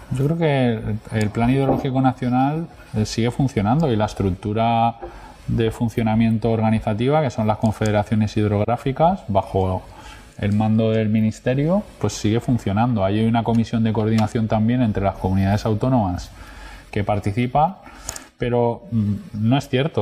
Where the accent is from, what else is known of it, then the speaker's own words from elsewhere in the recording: Marina Baixa, Valencian Community, Spain; vengo de una zona especialmente turística y, y en una zona hospitalaria con una presión asistencial brutal, que es la zona de la Marina Baixa